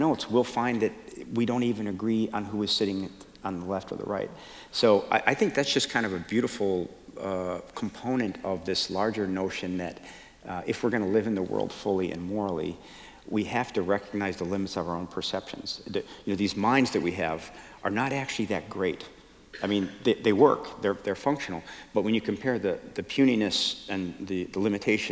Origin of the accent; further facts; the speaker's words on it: Chicago, Illinois, United States; I was raised Catholic in Chicago